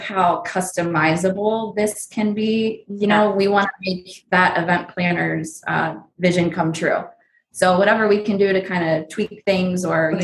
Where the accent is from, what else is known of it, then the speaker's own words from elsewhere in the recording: New Jersey, United States; also born or lived in Pennsylvania / Orlando, Florida; now in Las Vegas, United States; I'm originally from New Jersey and Pennsylvania